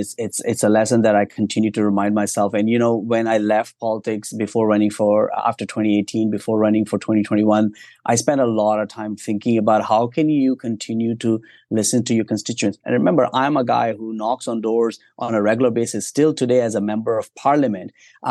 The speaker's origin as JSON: {"language": "English", "region": "Ontario", "country": "Canada", "said": "I'm from Eastern Ontario, the GTA."}